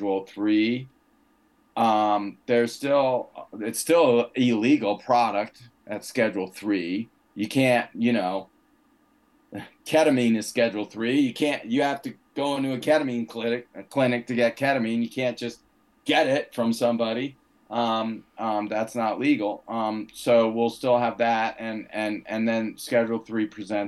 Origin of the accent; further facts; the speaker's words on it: United States; as an American